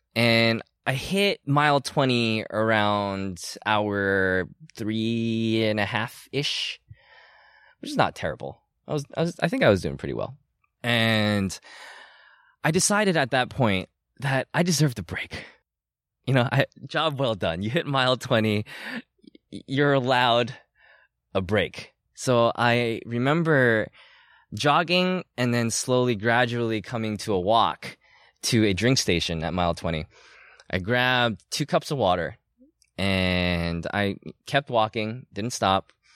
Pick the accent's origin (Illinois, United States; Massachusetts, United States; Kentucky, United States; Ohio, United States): Massachusetts, United States; Lunenburg; moved away; I grew up in a town called Lunenburg